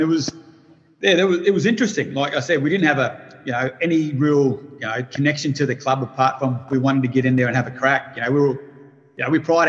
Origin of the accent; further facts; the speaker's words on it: Daly River, Northern Territory, Australia; also born or lived in Adelaide; now in Darwin, Australia; growing up in Daly River, like my parents worked for the Catholic church up here.